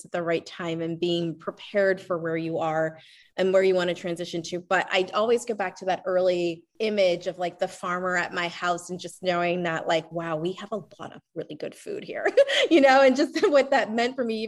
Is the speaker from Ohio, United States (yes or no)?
no; Lancaster, Pennsylvania, United States; I'm from Lancaster, Pennsylvania, and you know, that's definitely a community where there are many farmers